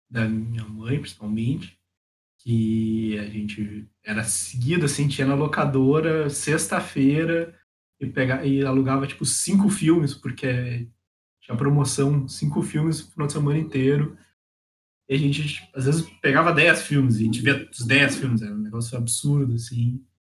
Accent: the South, Rio Grande do Sul, Brazil; estudo em São Leopoldo, né, do ladinho de Porto Alegre, no Rio Grande do Sul, sou aqui do Sul.

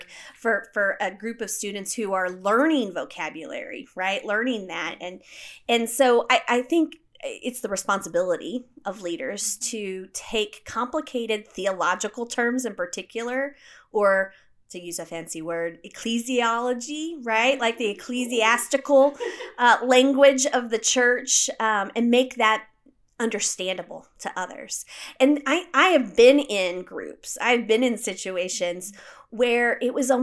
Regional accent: United States; I'm an American growing up without a king or a queen

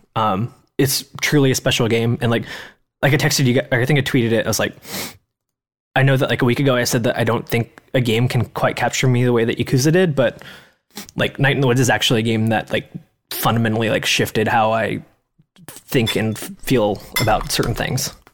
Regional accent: Kelso, Washington, United States; Grace and I grew up in Kelso, which is a logging town.

